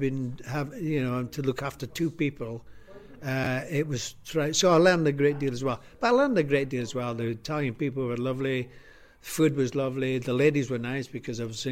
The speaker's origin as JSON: {"language": "English", "region": "Scotland", "country": "United Kingdom", "moved": "yes", "said": "Being Scottish"}